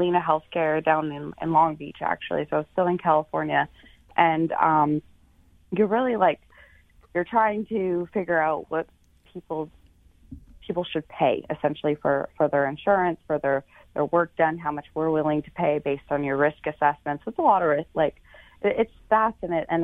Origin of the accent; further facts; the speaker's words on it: Canada; moved away; I'm from Canada, so it's great being back in Canada.